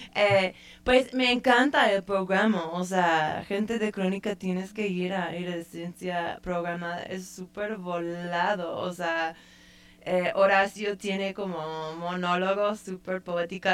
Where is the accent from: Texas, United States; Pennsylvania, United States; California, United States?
California, United States; San Francisco; moved away; soy san franciscana